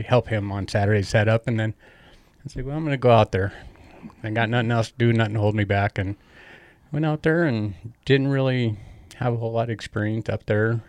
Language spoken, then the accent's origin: English; Great Falls, Montana, United States; also born or lived in Cascade, Montana; I was born here in Great Falls.